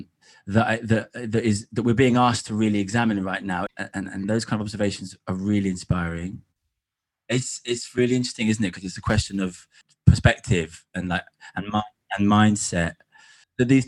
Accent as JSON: {"language": "English", "region": "England", "country": "United Kingdom", "tie": "born or raised there", "said": "deeply connected with the landscape growing up in England"}